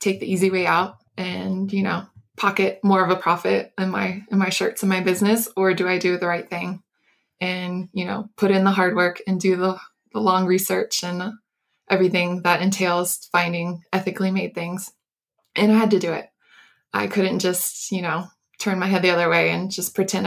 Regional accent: Florida, United States; I grew up in Florida, which was down by the sea.

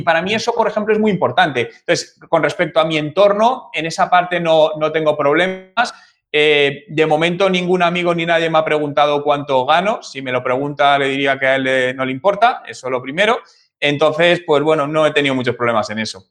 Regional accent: Madrid, Community of Madrid, Spain; moved away as an adult; Yo soy de, yo soy de Madrid, yo nací en el año 1980 en, Madrid Centro, en la, en la, en la capital. Y ahí he vivido prácticamente toda mi vida

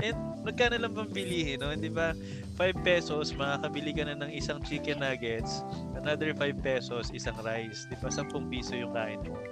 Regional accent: Mindoro, Mimaropa, Philippines; sa province ko sa Mindoro

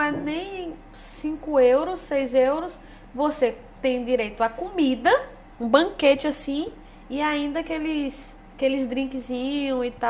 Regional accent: Northeast Region, Brazil; accent: nordestino; eu não consigo falar bem porque o meu sotaque já é muito arrastado ainda pro nordestino, né?

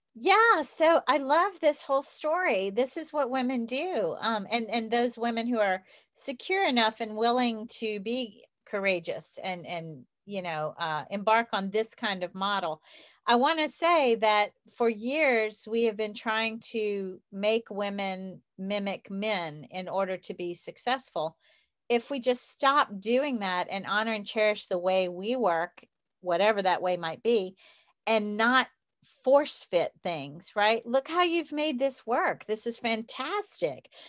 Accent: the South, Southern United States, United States; accent: southern; i still have my southern accent

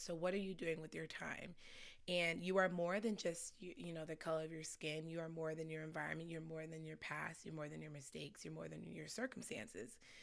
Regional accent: Scottsdale, Arizona, United States; also born or lived in Chicago, Illinois; I moved to actually Scottsdale, Arizona when I was, like, seven years old.

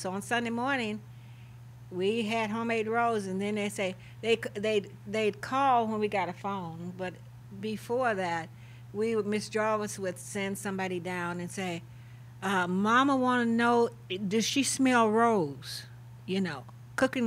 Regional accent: Hodges Park, Illinois, United States; I grew up in Hodges Park, Illinois, just north of Carroll, Tam

